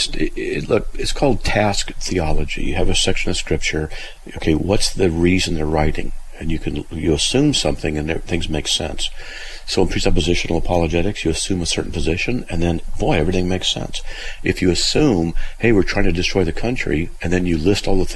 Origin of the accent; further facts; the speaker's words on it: Southern California, United States; I'm from Southern California